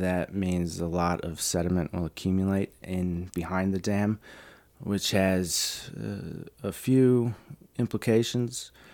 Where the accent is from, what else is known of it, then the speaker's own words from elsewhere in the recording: Chicago, Illinois, United States; moved away; I'm from Chicago originally